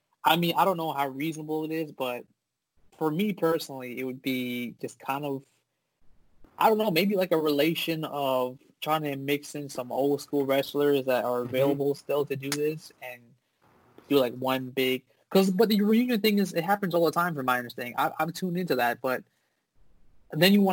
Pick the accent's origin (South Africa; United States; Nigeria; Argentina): United States; Orlando, Florida; we're from Orlando